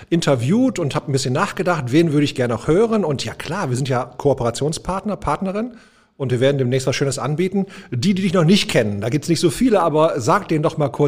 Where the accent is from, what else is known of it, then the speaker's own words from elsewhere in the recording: North Rhine-Westphalia, Germany; ähm, ich bin der Junge aus dem Pott. Also ich glaube, das ist ziemlich prägsam. Ich bin hier im Ruhrgebiet groß geworden, ähm, geboren auf Stahl und Kohle